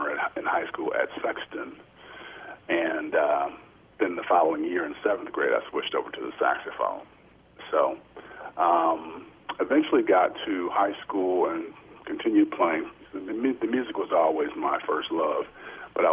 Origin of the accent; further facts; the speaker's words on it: Lansing, Michigan, United States; I am originally from Lansing, Michigan, and graduated from Everett High School